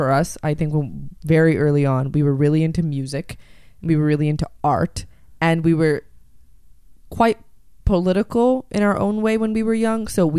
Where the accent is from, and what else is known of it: Calgary, Alberta, Canada; born or raised there; also born or lived in Chennai, India